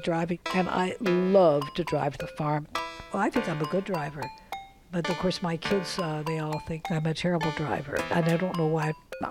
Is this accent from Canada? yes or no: yes; Toronto, Ontario, Canada; I was born in Toronto in 1929.